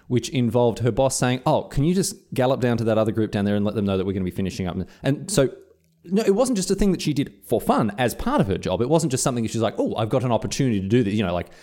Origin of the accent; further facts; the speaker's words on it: Victoria, Australia; moved away as an adult; also born or lived in Scotland; now in Queensland, Australia; I'm uprooting my life from my home state of Victoria, moving to Queensland